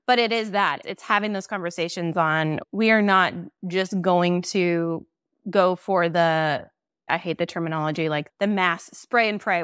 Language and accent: English; Nebraska, United States; moved away as an adult; also born or lived in Iowa; now in Chicago, United States; I'm actually from Nebraska. I moved from Nebraska to Iowa to open an office there